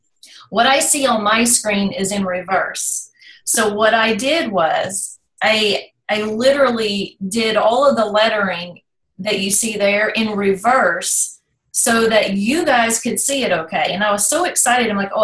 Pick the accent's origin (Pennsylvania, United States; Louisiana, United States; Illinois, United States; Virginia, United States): Virginia, United States; also born or lived in North Carolina, United States; But I was raised in Virginia, right across the state line.